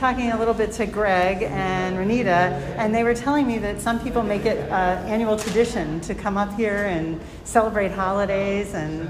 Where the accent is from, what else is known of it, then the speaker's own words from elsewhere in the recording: Pittsburgh, Pennsylvania, United States; now in Alaska, United States; I'm a Pittsburgher